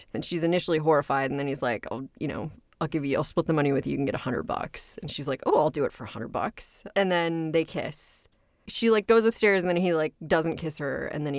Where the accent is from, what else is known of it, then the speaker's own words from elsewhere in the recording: Scotland, United Kingdom; I was an archaeology major and that I was originally from Scotland.